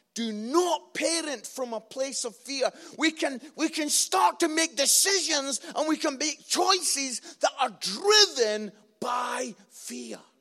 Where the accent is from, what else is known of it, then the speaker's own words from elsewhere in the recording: Scotland, United Kingdom; I'm Scottish